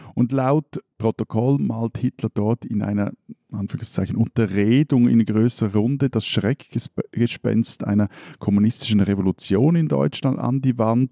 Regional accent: Switzerland; als Schweizer

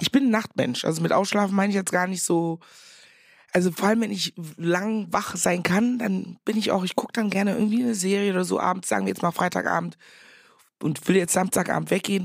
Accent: Meckenheim, North Rhine-Westphalia, Germany; accent: Kölsch; moved away as an adult; also born or lived in Ghana; now in Berlin, Germany; Ich war auf so einem Nonnenbunker in Rheinbach, also sechs Kilometer entfernt von Meckenheim, da wo ich groß geworden bin

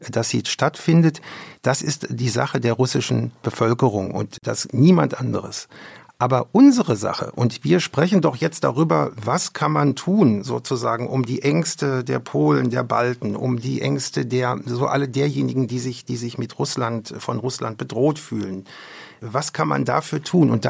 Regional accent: West Germany, Germany; Und das habe ich übrigens als Wessi, der in der Sowjetunion war, in einer mir sehr berührenden Weise erfahren.

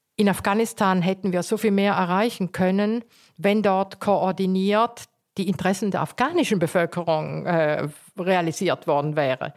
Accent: Eastern Switzerland, Switzerland; also born or lived in South Tyrol; now in Cologne, Germany; ich bin ja in der Ostschweiz aufgewachsen und wusste immer schon, dass wir keine Schweizer sind.

